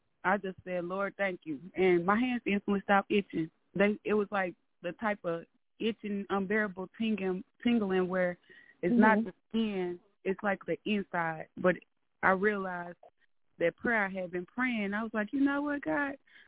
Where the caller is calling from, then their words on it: Arkansas, United States; Hey, Ms. LaShun … from Arkansas.